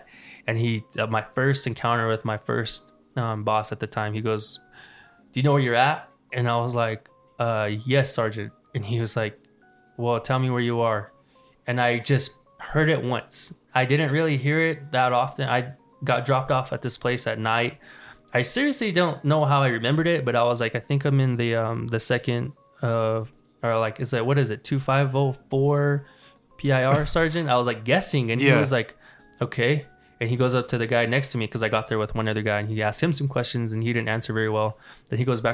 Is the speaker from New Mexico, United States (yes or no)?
yes; Mescalero, New Mexico, United States; we grew up in Mescalero, and we get real comfortable with the reservation